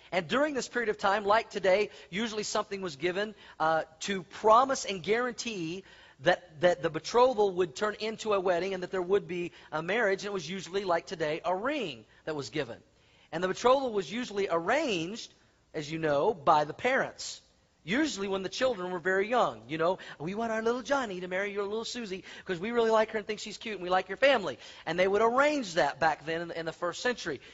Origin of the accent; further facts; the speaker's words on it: Tulsa, Oklahoma, United States; also born or lived in Colorado; now in Denver, United States; I grew up in Tulsa, Oklahoma